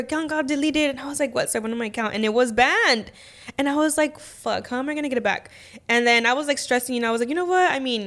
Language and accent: English; Riverside, California, United States; also born or lived in Michoacán (family); I'm from Riverside